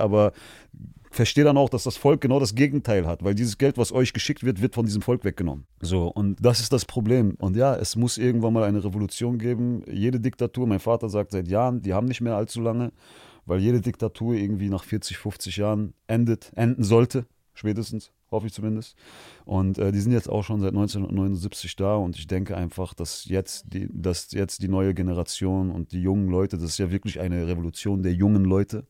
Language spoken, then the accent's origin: German; Germany; Ich bin hier in Deutschland geboren